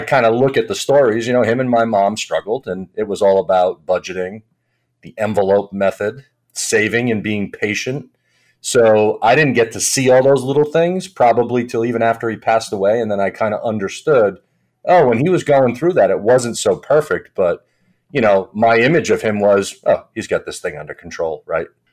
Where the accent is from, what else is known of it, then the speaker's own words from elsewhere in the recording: Providence, Rhode Island, United States; also born or lived in Boston; I grew up in Providence, right outside of Providence, Rhode Island